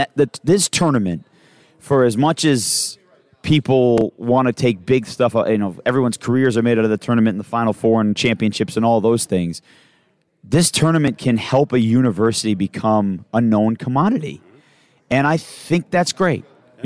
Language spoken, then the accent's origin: English; Michigan, United States; now in New Jersey, United States; so I'm from Michigan. Yes. So I've only lived in New Jersey for 4 years.